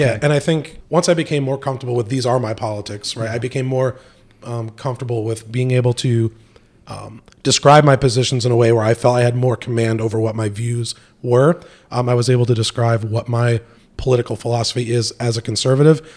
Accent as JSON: {"language": "English", "town": "Montgomery", "region": "New York", "country": "United States", "tie": "born or raised there", "also_born_or_lived": "North Carolina", "moved": "as an adult", "lives_now": "Raleigh, United States", "said": "I'm originally from upstate New York, uh, born and raised in uh, Montgomery, New York"}